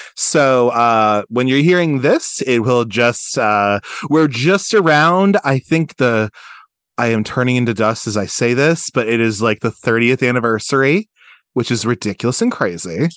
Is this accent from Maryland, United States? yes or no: yes; Baltimore, Maryland, United States; we're also Baltimore guys. He's from Baltimore, I'm from Baltimore.